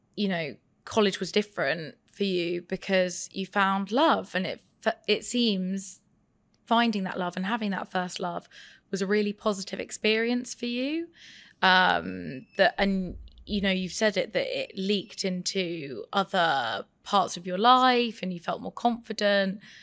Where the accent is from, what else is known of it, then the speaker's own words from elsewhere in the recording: Farnham, South East England, United Kingdom; where we grew up in Farnham